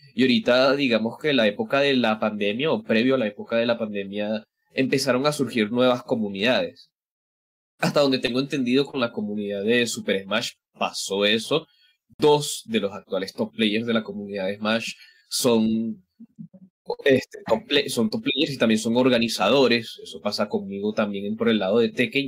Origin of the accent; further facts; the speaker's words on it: Venezuela; como diríamos acá en Venezuela